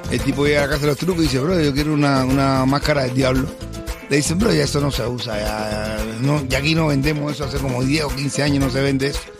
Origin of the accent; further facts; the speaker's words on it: Cuba; Soy cubana.